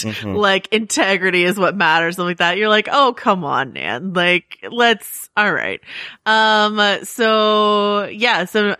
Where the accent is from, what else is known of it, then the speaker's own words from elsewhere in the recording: Mill Valley, California, United States; Naomi flew out from Mill Valley. That's where I grew up in Marin County, in California.